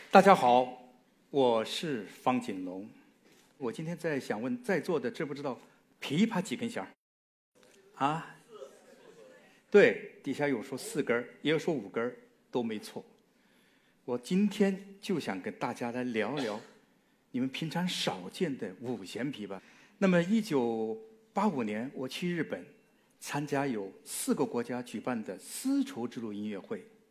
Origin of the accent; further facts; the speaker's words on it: China; 因为我们中国人喜欢吃饭讲什么？五味俱全